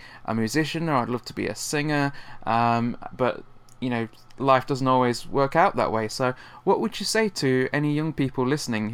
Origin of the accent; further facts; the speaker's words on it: Nottingham, East Midlands, United Kingdom; my hometown last year in Nottingham